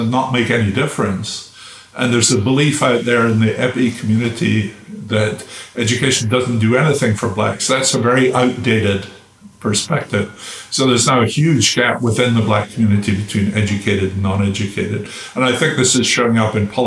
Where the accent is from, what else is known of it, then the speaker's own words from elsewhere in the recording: United Kingdom; now in United States; I grew up in Britain